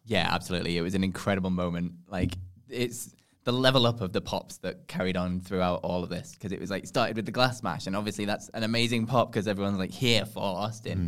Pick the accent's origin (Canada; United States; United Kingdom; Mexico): United Kingdom; England; we're from England